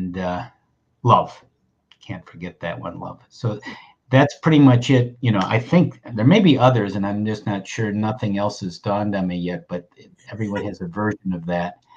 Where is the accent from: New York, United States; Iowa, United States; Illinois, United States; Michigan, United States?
New York, United States; Buffalo; the hospital I was born in Buffalo, New York